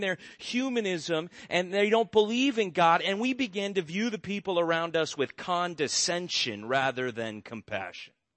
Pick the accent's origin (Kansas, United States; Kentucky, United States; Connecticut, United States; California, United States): California, United States; Orange County; I grew up in Orange County